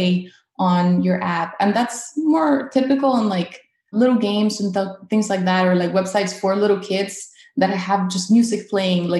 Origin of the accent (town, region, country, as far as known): Caracas, Capital District, Venezuela; now in North Carolina, United States